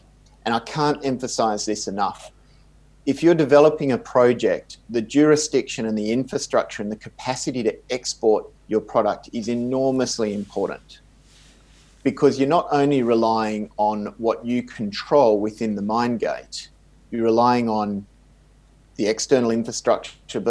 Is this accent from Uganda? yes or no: no; Perth, Western Australia, Australia; moved away; also born or lived in Swakopmund, Namibia; my hometown of Perth in Australia